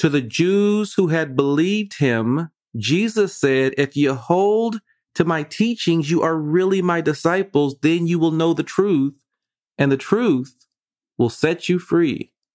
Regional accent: Vallejo, California, United States; I'm from Vallejo

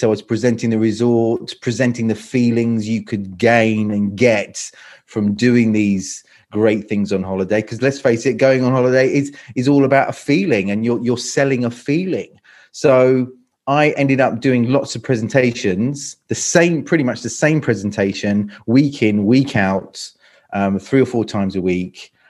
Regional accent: London, United Kingdom; now in Croatia; No, not at all. Not at all. So I'm from London. So I'm British. I'm from London. I've lived here in Croatia for about 20 years. Lived in 7 countries in total.

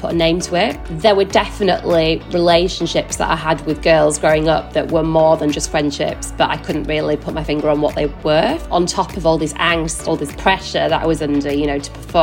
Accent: Yorkshire and the Humber, United Kingdom; now in London, United Kingdom; I live in London with my husband. I'm originally from West Yorkshire

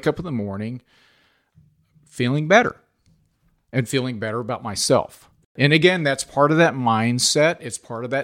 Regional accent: Kansas City, Kansas, United States; I grew up in the Kansas City area and went to school at Shawnee Mission West, on to college at University of Kansas

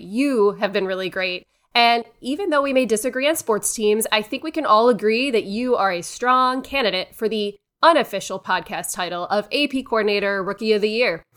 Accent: Cleveland, Ohio, United States; I am from Cleveland, born and raised a Browns fan

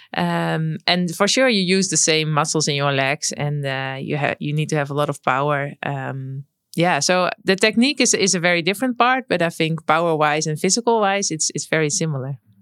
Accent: Netherlands; growing up in the Netherlands, you grow up with a bike

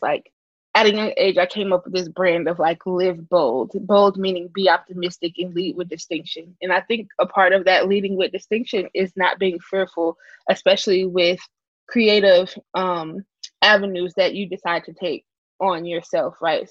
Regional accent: Chicago, Illinois, United States; being born and raised in Chicago

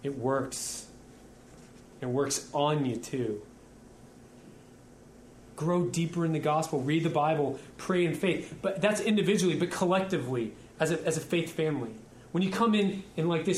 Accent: Houston, Texas, United States; also born or lived in Louisiana; I'm almost a lifelong Houstonian. I was born in Louisiana, but I repented at 2 and got here.

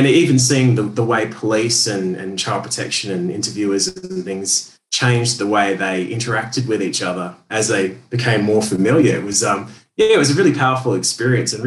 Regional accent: Perth, Western Australia, Australia; also born or lived in Sydney; Perth, Western Australia, which is my hometown

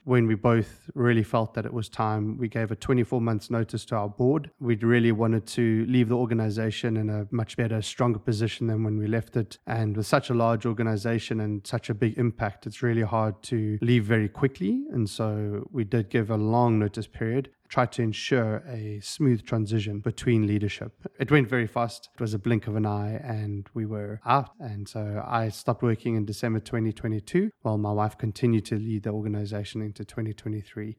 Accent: South Africa; moved away as an adult; now in United States; I have a bit of an accent, and so I was raised and born in South Africa

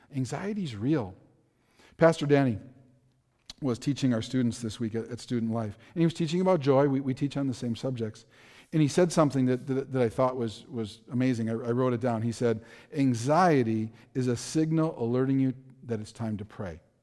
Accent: Milwaukee, Wisconsin, United States; I grew up in Milwaukee. I, I grew up in a very dangerous area of Milwaukee. I spent my entire childhood there

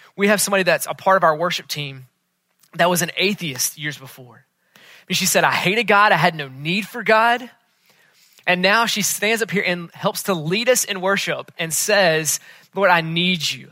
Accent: Charlotte, North Carolina, United States; moved away; I was back in Charlotte, which is my hometown.

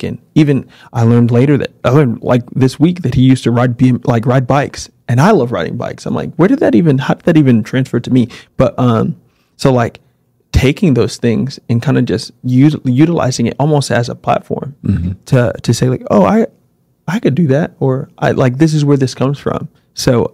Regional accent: New York City, New York, United States; growing up in New York City in the 90s

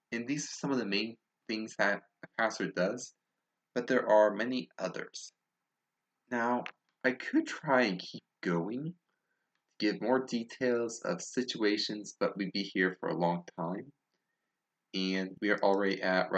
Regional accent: Tennessee, United States; accent: southern; please forgive my horrible southern accent

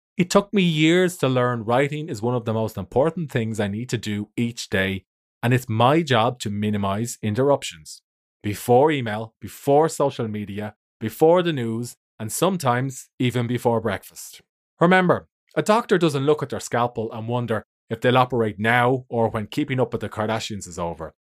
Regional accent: Ireland; I'm an author from Ireland.

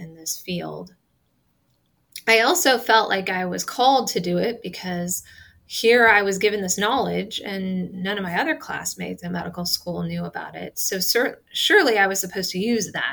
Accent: Nebraska, United States; I'm from Nebraska.

